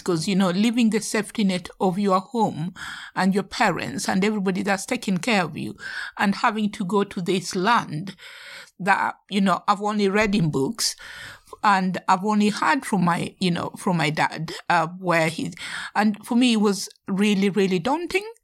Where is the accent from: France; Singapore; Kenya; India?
Kenya; Nairobi; now in United Kingdom; I was brought up in Nairobi, the city